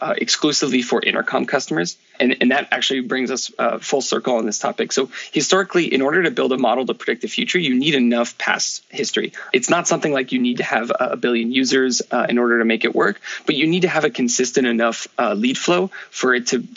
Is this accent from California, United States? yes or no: yes; Menlo Park, California, United States; moved away as an adult; also born or lived in France / Paris; I grew up in the Bay Area in Menlo Park